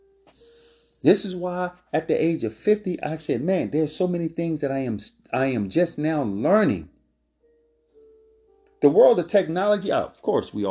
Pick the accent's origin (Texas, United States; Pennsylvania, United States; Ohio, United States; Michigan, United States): Pennsylvania, United States; Philadelphia; I'm born and raised in Philadelphia